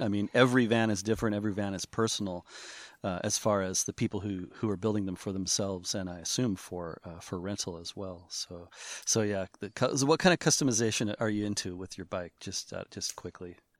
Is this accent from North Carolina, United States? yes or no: no; Seattle, Washington, United States; I'm from Seattle